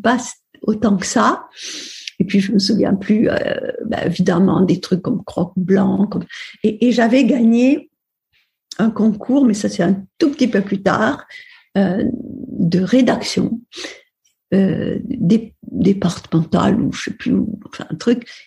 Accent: Upper Aude Valley, Occitania, France; also born or lived in Perpignan; je suis née à Perpignan. Euh, au mois de juillet, donc euh, je suis une fille du soleil. Et ensuite, j'ai grandi dans une ferme de la Haute-Vallée de l'Aude

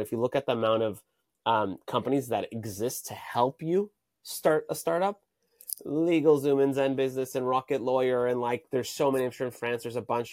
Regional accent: Tel Aviv, Tel Aviv District, Israel; now in Santa Monica, United States; I'm currently based in Santa Monica, California, but I'm originally from, uh, Tel Aviv, Israel.

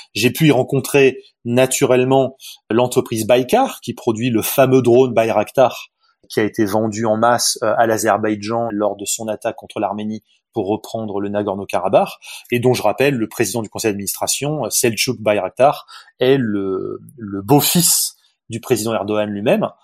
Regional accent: south of France, France; Je suis français, moi, donc euh, euh, plutôt du sud de la France.

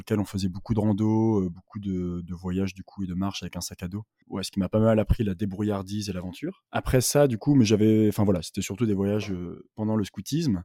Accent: Douai, Hauts-de-France, France; now in Paris, France; j'habite en ce moment à Paris, mais je viens du nord de la France, de Douai, à côté de Lille

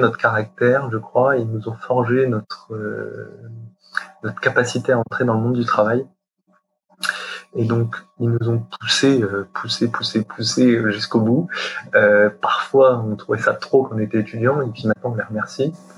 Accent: Champagne, Grand Est, France; now in Paris, France; je suis de Champagne

